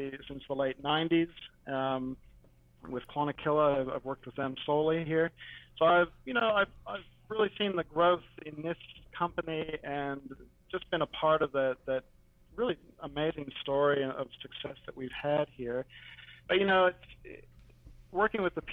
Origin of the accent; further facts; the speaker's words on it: Waterloo, Ontario, Canada; moved away as an adult; now in Murrumbateman, Australia; I grew up in Waterloo, and as you guys might well know, it's big Mennonite country down there